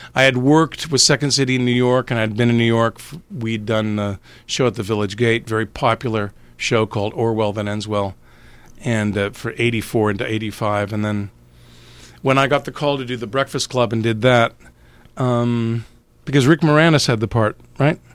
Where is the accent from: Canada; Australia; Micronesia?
Canada; born and raised in Canada